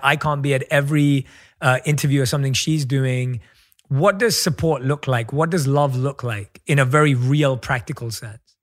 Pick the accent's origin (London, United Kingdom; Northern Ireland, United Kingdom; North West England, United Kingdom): London, United Kingdom; moved away; my roots growing up in London as well, where I think we have an incredibly strong South Asian community where you are right now, where I was born and raised.